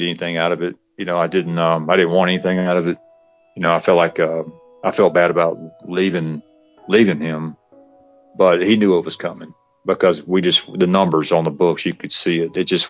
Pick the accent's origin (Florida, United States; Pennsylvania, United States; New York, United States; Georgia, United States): Georgia, United States; west of Atlanta; we opened this new franchise out in west of Atlanta